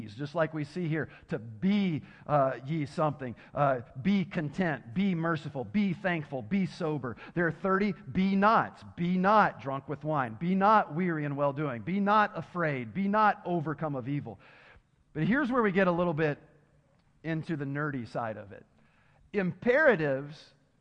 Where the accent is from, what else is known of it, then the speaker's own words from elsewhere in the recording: Tennessee, United States; I'm from Tennessee, so my education isn't the best when it comes to English